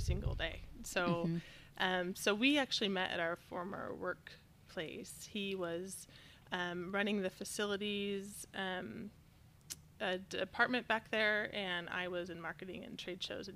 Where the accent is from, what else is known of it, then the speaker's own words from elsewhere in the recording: Southeast Idaho, United States; We were both born and raised in Idaho. He here in the Valley and me in Southeast Idaho